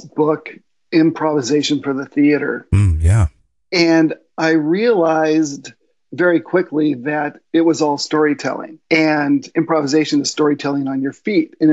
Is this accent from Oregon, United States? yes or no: no; Long Beach, California, United States; also born or lived in Los Alamitos; I was born and raised pretty much in Long Beach and a small community down south from LA called Los Alamitos, Seal Beach